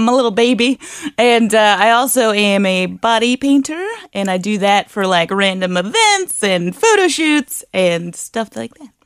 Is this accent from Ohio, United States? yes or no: yes; Harrison, Ohio, United States; moved away as an adult; now in Northern Kentucky, United States; I was originally from Harrison, Ohio